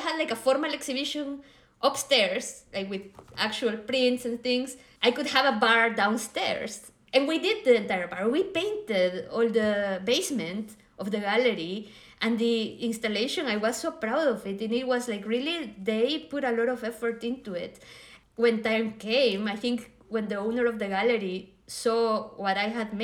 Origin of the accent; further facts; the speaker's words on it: Guatemala; moved away as an adult; also born or lived in Madrid, Spain / Lisbon, Portugal; now in Berlin, Germany; I grew up in Guatemala